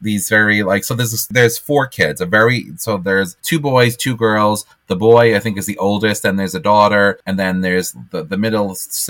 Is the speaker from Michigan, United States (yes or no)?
no; New York, United States; accent: thick New York; maybe we're from New York, so people probably say we have horrible thick accents.